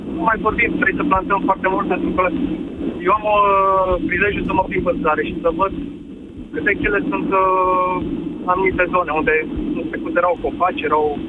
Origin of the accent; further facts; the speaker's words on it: Brașov, Brașov County, Romania; vă sunt din Brașov un oraș care face parte din top 3 cel mai poluate orașe din uh, România